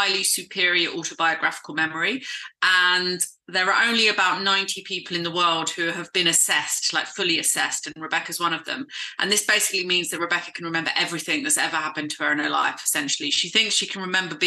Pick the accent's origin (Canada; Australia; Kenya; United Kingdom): United Kingdom; south coast of England; I've been hosting a lecture club in my hometown. I live on the south coast of England, and I live in a really small town